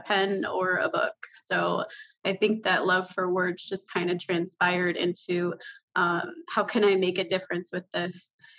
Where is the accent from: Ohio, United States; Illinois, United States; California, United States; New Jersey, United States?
Illinois, United States; Chicago; moved away as an adult; now in Wisconsin, United States; I was actually a Chicago native